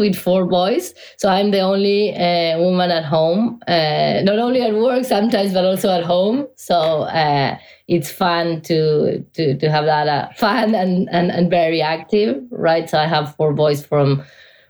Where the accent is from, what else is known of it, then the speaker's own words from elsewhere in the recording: Argentina; moved away as an adult; now in United States; I'm originally from Argentina, so I've been living in the US since 2007.